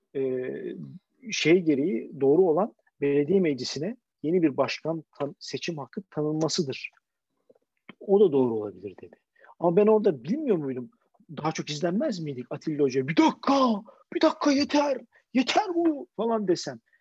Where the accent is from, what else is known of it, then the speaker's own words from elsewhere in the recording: Istanbul, Turkey; bir İstanbullu olarak, bir İstanbullu ebeveyn olarak